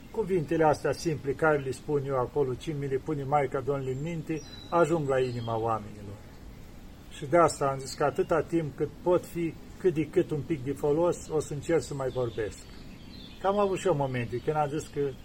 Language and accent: Romanian; Romania; now in Mount Athos, Greece; eu sunt român